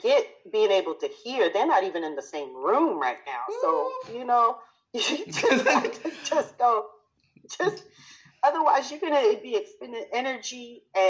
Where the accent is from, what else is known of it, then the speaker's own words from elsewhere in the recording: New York, United States; moved away as an adult; I was born in New York. I'm a New Yorker. I consider myself a New Yorker always. Even though I haven't lived in New York for, oh my goodness, going on about 20 years now.